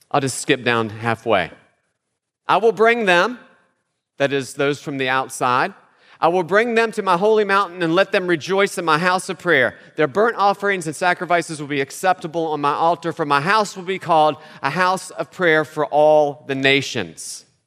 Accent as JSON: {"language": "English", "region": "West Virginia", "country": "United States", "said": "where I'm from, I'm from West Virginia, that sign is everywhere"}